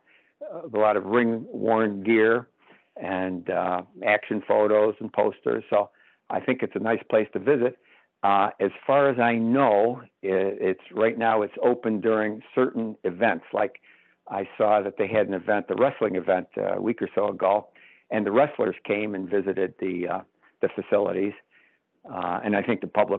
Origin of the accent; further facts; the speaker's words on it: Utica, New York, United States; my hometown of Utica, New York